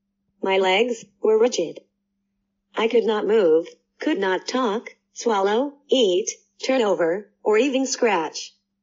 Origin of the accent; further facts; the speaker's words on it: Stillwater, Oklahoma, United States; I was born and raised in Stillwater, Oklahoma, and was developing into a precocious 3-year-old.